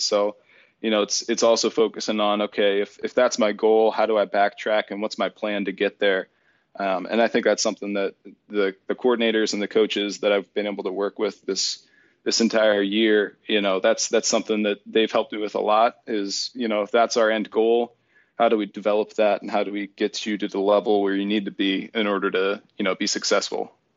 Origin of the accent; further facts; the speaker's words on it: Erie, Pennsylvania, United States; my hometown of Erie, Pennsylvania